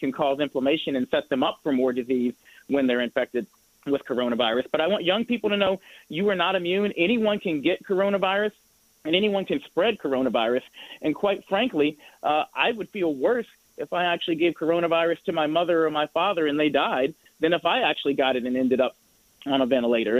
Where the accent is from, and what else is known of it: Indianapolis, Indiana, United States; born or raised there; moved away